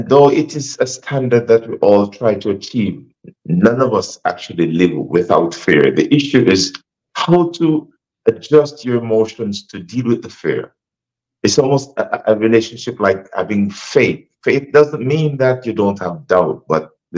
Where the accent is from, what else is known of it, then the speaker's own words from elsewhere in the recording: Jamaica; moved away as an adult; also born or lived in Africa; now in United States; I was born in Jamaica, and I've been in the States a long time.